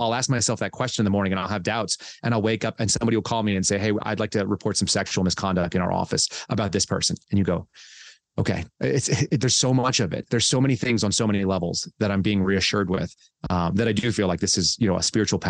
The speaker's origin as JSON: {"language": "English", "region": "Texas", "country": "United States", "tie": "born or raised there", "also_born_or_lived": "California", "said": "So I grew up in California for a couple of years, and then I moved to Texas, and my family bounced back and forth between Texas and California."}